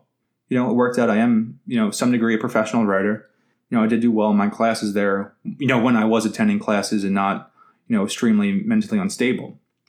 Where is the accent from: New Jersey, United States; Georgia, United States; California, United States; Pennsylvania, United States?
Pennsylvania, United States; Philadelphia; I live in the same neighborhood that I grew up in South Philly.